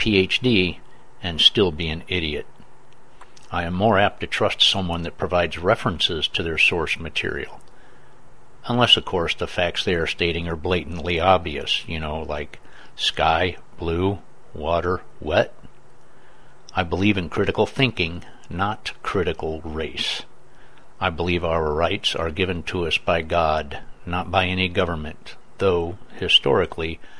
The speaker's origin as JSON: {"language": "English", "country": "United States", "said": "I am an American"}